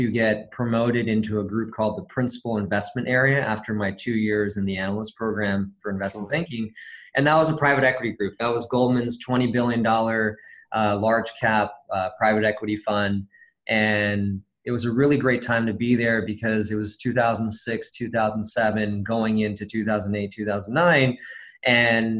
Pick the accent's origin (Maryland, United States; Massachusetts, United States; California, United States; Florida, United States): California, United States; Los Angeles; I was born in Los Angeles, California, grew up on the West Coast my first 18 years of my life